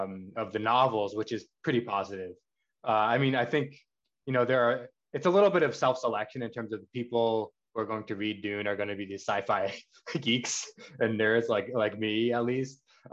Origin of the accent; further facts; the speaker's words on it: Pakistan; And then, of course, also as a Pakistani, I have to shout out the Tlilaksu group